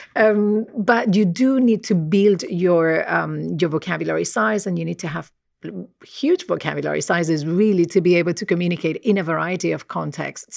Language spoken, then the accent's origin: English; Murcia, Region of Murcia, Spain; accent: Spanish; first language Spanish; English is a second language; moved away as an adult; also born or lived in Nottingham / Birmingham; I'm originally from, uh, Spain, as you might be able to tell, uh, by my accent. I grew up in a very monolingual environment. So, um, my family spoke Spanish